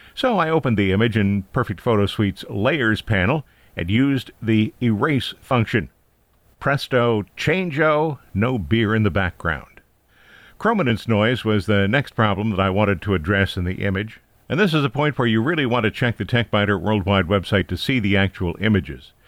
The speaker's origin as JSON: {"language": "English", "region": "Ohio", "country": "United States", "tie": "born or raised there", "moved": "yes", "said": "my hometown got a new area code, nine three seven"}